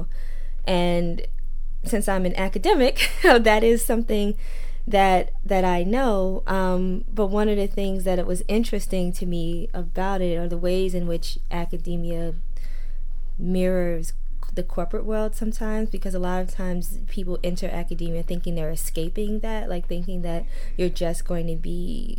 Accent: New York, United States; That's where I'm from and that's how I grew up

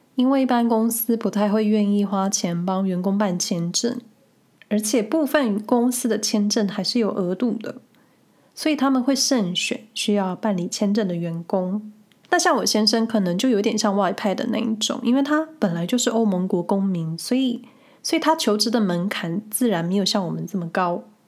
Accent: Taiwan; moved away as an adult; now in Switzerland; 过去在台湾

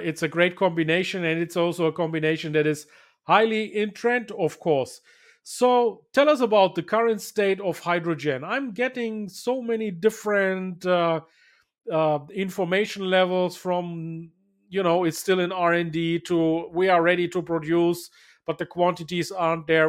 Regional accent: Bayreuth, Bavaria, Germany; here in Bayreuth, in my hometown

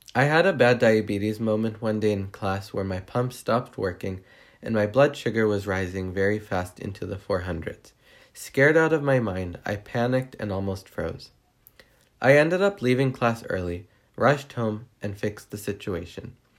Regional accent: Riverside, California, United States; I'm from Riverside, California

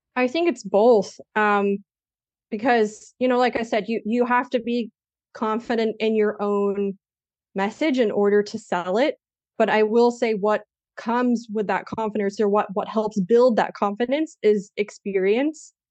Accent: United States; moved away as an adult; also born or lived in Spain; now in Germany; I'm American

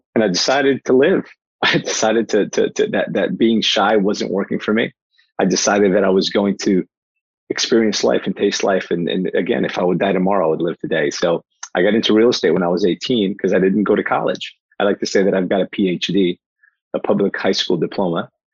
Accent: Newark, New Jersey, United States; born or raised there; also born or lived in Portugal

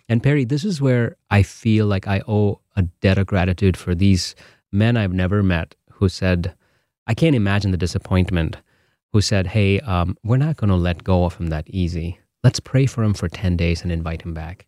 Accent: Bangalore, Karnataka, India; now in Holland, Michigan, United States; I'm from Bangalore

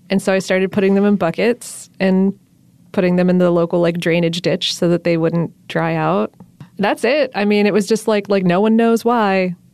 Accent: Florida, United States; also born or lived in the North; now in Atlanta, United States; even though I'm from South Florida and the North, I picked up the word crawfish

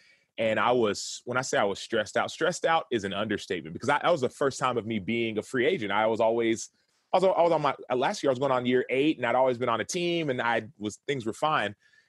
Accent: Dallas, Texas, United States; And I'm from Dallas.

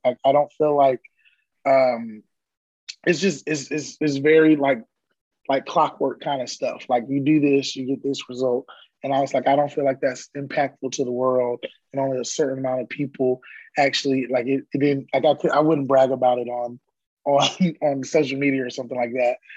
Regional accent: Orlando, Florida, United States; moved away as an adult; now in Austin, United States; born and raised in Orlando, Mickey Mouse Country

